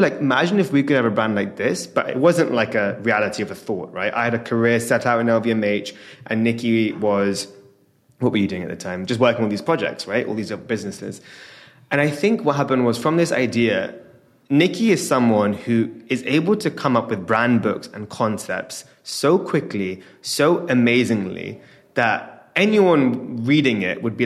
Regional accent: London, United Kingdom; born and raised in London

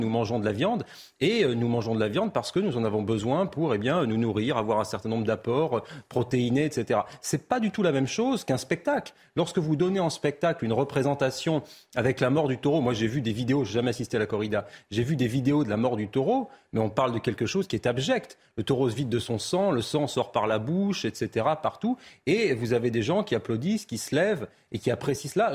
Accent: the South-West, south-west France, France; mon prisme d'homme du Sud-Ouest, puisque j'ai grandi dans le Sud-Ouest

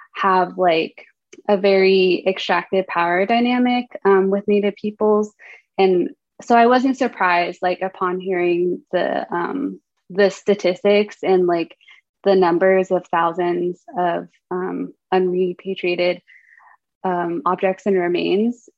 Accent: Durango, Colorado, United States; now in Berkeley, United States; I grew up in a town called Durango

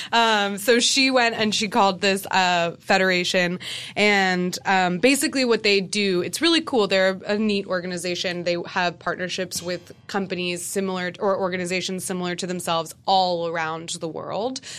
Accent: United States; growing up in America

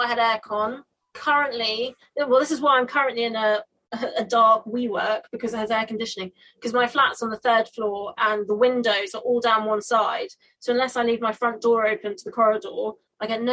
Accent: England, United Kingdom; as a child growing up in England

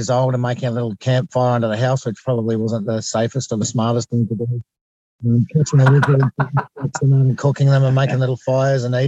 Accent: Woy Woy, New South Wales, Australia; I'm from the Central Coast, so just between Sydney and Newcastle, about an hour north of Sydney

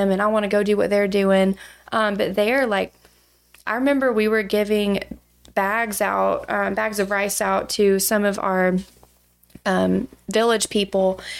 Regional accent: Douglasville, Georgia, United States; now in Athens, United States; So I am from Douglasville, Georgia, originally. It's where I grew up.

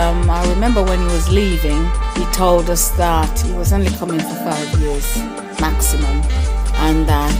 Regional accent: Jamaica; now in Birmingham, United Kingdom; I live in Birmingham in England. On one hand, I was excited. I wasn't happy to leave Jamaica.

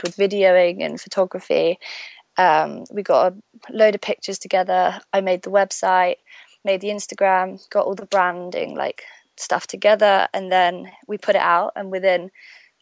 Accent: Stratford-upon-Avon, West Midlands, United Kingdom; moved away as an adult; also born or lived in Birmingham; now in London, United Kingdom; So I was born in Birmingham. In the UK. I was raised in Stratford-upon-Avon, which is where Shakespeare is from.

